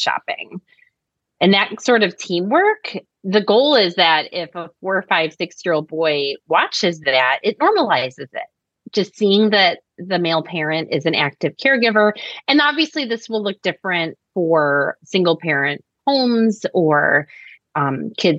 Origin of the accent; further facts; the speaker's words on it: Chicago, Illinois, United States; I'm from Chicago and I love it